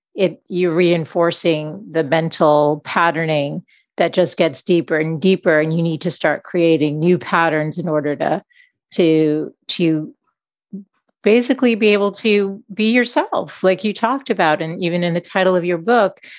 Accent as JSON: {"language": "English", "town": "Boston", "region": "Massachusetts", "country": "United States", "tie": "born or raised there", "said": "I grew up in Boston"}